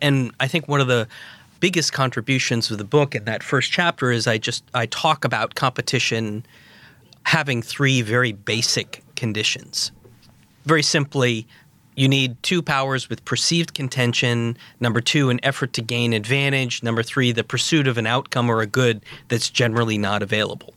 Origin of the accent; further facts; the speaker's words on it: Providence, Rhode Island, United States; I grew up in Providence, Rhode Island in the mid-nineteen eighties